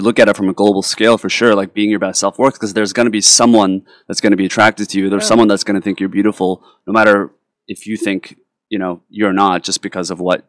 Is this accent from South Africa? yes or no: no; South Korea; particularly growing up in Korea